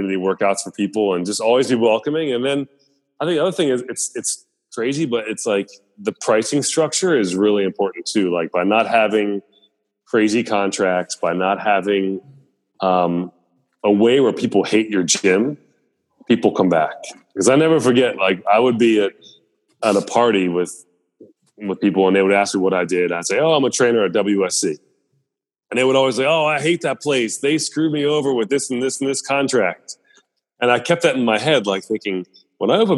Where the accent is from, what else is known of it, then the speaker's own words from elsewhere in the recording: Columbia, Maryland, United States; growing up in Columbia, where it was super diverse